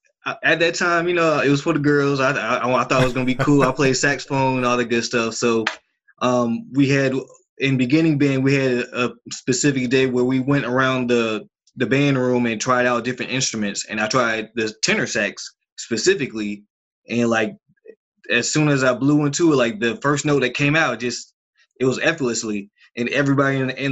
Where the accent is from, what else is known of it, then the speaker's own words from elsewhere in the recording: Columbus, Georgia, United States; born there; also born or lived in Germany / Korea / Kansas; Well, I was born in Columbus, Georgia, on the Fort Benning base, military base. My father's military, retired Army. I've lived all around the world my entire life. Germany, Korea, Kansas, a little bit everywhere.